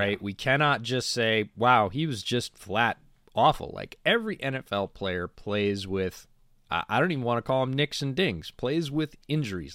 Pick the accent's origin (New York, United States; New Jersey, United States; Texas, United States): New York, United States; upstate; moved away; Fall's my favorite time to go to upstate New York, having grown up there